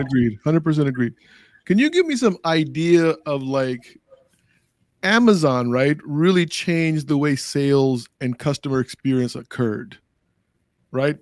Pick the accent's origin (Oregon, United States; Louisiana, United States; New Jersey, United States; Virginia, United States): Virginia, United States; Arlington; when I was in third or fourth grade in Arlington, Virginia